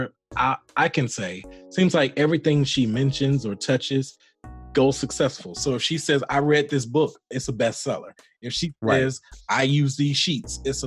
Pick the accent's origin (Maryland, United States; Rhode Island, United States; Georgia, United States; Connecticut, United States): Georgia, United States; Atlanta; that's where I was born and raised